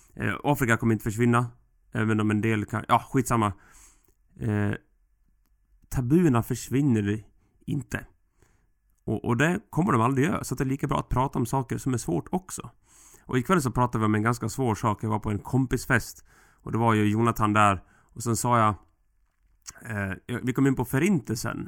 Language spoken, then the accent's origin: Swedish; Sweden; vi svenskar